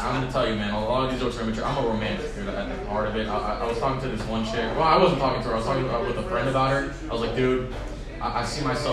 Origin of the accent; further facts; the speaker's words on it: San Leandro, California, United States; I'm from San Leandro